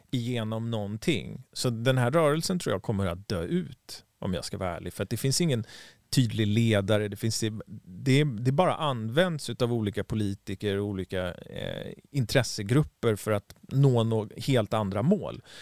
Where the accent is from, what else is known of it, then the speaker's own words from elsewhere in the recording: Stockholm, Stockholm County, Sweden; moved away as an adult; Vi som är stockholmare, vi känner ju liksom att ah, vi, nu har inte jag bott i Sverige på 15 år nästan, så att jag känner inte mig som en stockholmare och jag känner mig inte som en svensk heller.